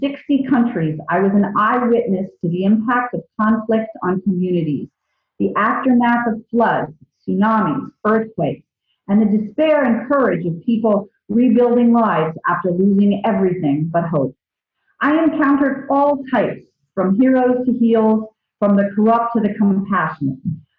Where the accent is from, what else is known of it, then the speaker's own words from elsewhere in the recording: Virginia, United States; moved away as an adult; I grew up in Virginia, and it was right down the pike.